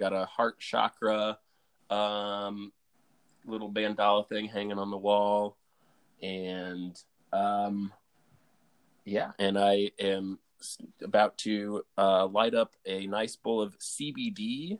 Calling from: Asheville, North Carolina, United States; I'm calling from Asheville, North Carolina.

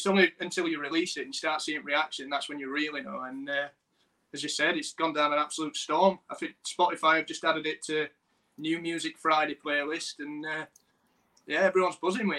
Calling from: Bolton-on-Dearne, Yorkshire and the Humber, United Kingdom; Coming from Bolton-on-Dearne, which is, I forgot how many miles it is outside Sheffield. Not a lot, a few miles just outside the main bit of Sheffield.

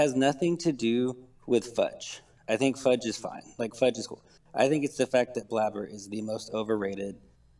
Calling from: Alabama, United States

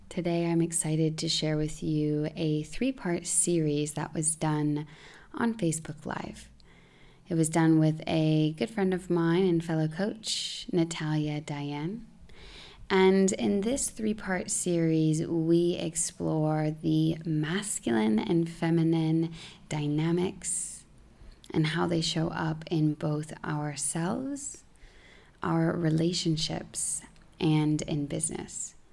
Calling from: Goa, India; I'm tuning in from India.

